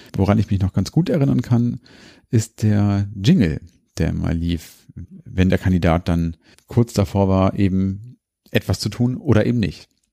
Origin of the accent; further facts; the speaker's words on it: Hanover, Lower Saxony, Germany; hier bei uns in Hannover.